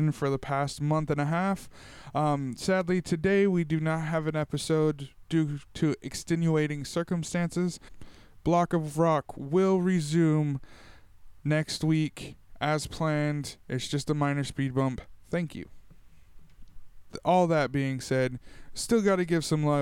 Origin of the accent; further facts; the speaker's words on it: Tulare, California, United States; my hometown of Tulare